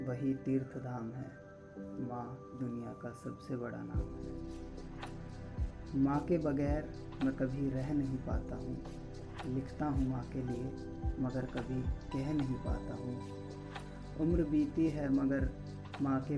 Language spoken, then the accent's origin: Hindi; Muzaffarnagar, Uttar Pradesh, India; और मैं मुजफ्फरनगर उत्तर प्रदेश का रहने वाला हूँ